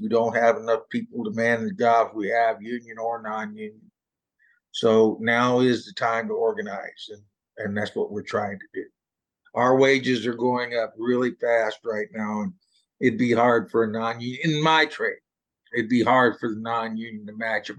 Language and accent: English; Texas, United States; now in Southwest Washington, United States; I grew up in Texas